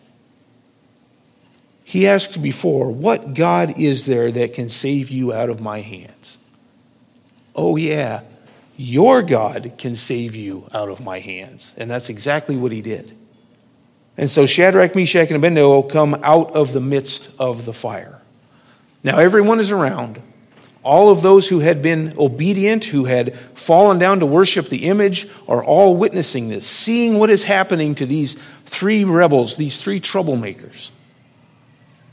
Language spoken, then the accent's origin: English; Lincoln, Nebraska, United States; growing up in Lincoln